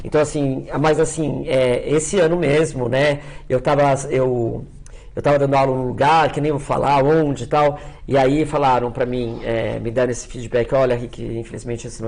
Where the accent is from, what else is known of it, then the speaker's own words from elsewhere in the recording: São Paulo, Brazil; born there; Porque eu Nasci no Cerqueira César, já faz mais de 15 anos que eu moro em Santa Cecília. Minha família, quando emigrou, foi para o Bexiga